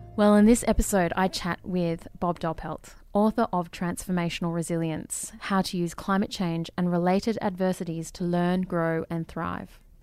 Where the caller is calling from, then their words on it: Melbourne, Victoria, Australia; I'm calling from Melbourne.